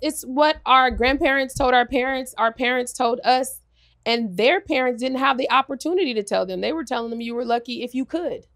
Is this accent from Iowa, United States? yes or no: no; Los Angeles, California, United States; I'm from L A, I'm from South Central